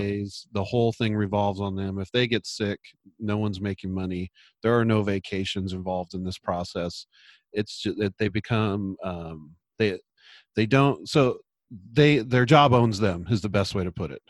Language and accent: English; San Luis Obispo, California, United States; moved away as an adult; now in Portland, United States; practiced in my hometown, San Luis Obispo, California